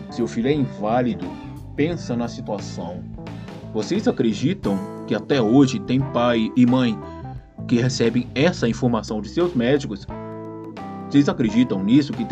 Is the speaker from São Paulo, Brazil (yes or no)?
no; Rio de Janeiro, Brazil; então, pessoal, eu nasci no Rio de Janeiro, cresci no final do, do meus sete anos de idade, estava no Realengo, no Rio de Janeiro. Nasci na Tijuca, mas cresci no Realengo.